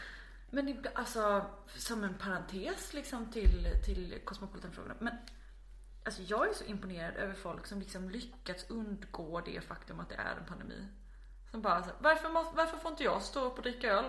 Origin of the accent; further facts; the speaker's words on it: Växjö, Kronoberg County, Sweden; now in Malmö, Sweden; jag är född i ehm, Växjö som ligger i ja, centrala Småland. Jag är uppvuxen strax utanför Växjö